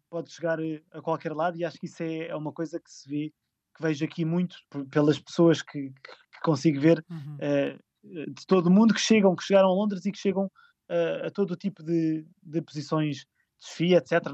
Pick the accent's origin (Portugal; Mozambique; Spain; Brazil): Portugal; Lisbon; moved away as an adult; also born or lived in Ericeira; Eu sou de Lisboa